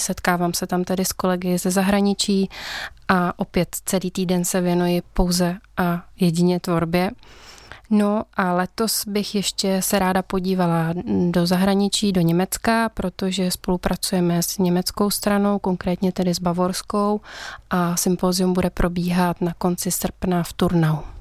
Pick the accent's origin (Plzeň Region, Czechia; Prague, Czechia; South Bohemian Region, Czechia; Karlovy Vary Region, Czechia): Karlovy Vary Region, Czechia; Karlovy Vary; pocházím z Karlových varů